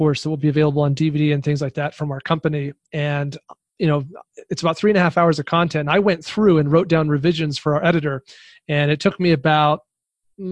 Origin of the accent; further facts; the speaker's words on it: Wyoming, United States; I grew up in Wyoming where there were no professional sports teams